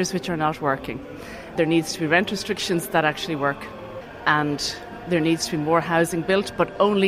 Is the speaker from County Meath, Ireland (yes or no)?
yes; County Meath, Ireland; because I'm from East Meath